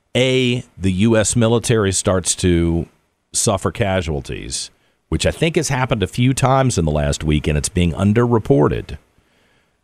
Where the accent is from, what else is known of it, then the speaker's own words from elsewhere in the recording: United States; I'm an American